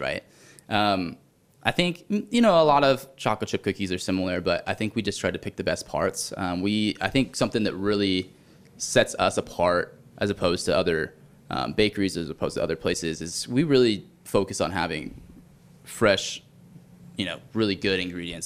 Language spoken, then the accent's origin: English; California, United States; I'm from California